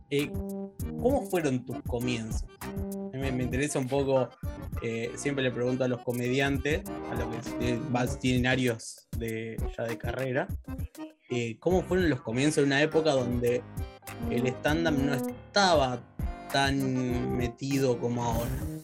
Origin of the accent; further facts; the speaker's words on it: Rosario, Santa Fe, Argentina; moved away; yo vengo de Rosario